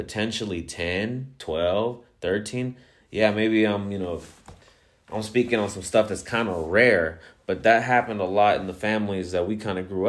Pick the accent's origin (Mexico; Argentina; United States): Mexico; Ciudad Juarez, Chihuahua; born there; I'm actually Mexicano. I was born in Ciudad Juarez, Chihuahua, Mexico, so I can't deny that I'm a Mexicano at heart.